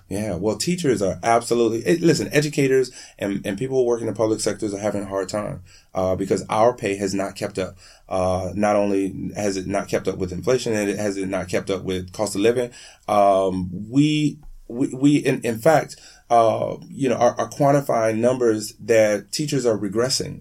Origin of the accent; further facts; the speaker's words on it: Miami, Florida, United States; also born or lived in Broward County, Florida; I'm from Miami. I lived most of my adult life in Broward County